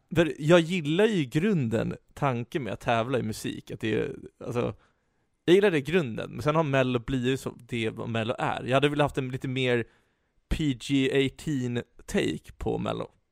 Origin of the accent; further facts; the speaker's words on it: Stockholm, Stockholm County, Sweden; Vi stockholmare